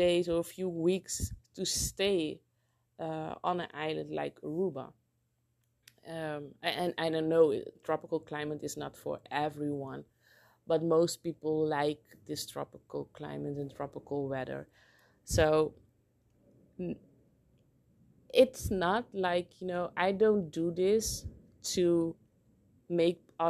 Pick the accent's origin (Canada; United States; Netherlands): Netherlands; moved away as an adult; now in Curaçao; growing up in Holland